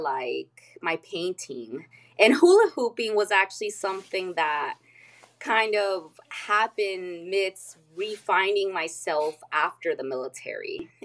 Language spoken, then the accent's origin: English; El Cajon, California, United States; I'm from San Diego, California. Not from the touristy part. I'm from like East County, El Cajon, California